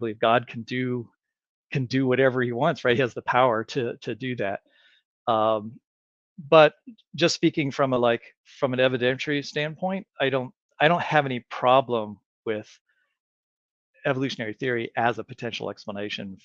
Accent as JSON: {"language": "English", "region": "Colorado", "country": "United States", "tie": "born or raised there", "said": "I grew up in Colorado, and there I lived at the edge of town"}